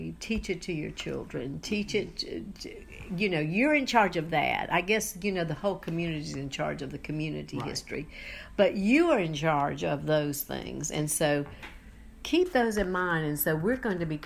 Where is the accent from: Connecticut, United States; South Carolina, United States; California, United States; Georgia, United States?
South Carolina, United States; Charleston; where I grew up in Charleston